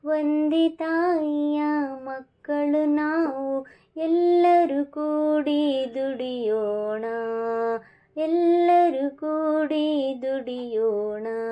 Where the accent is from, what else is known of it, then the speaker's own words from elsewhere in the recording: India; ನಾವೆಲ್ಲರೂ ಭಾರತೀಯರೇ